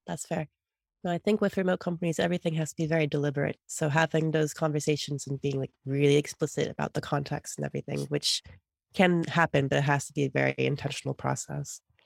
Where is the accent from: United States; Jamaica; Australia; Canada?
United States